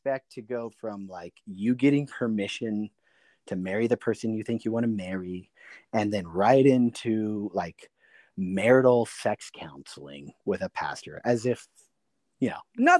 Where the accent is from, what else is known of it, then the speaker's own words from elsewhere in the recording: Silicon Valley, California, United States; moved away; also born or lived in Illinois / East Coast; I grew up in the Silicon Valley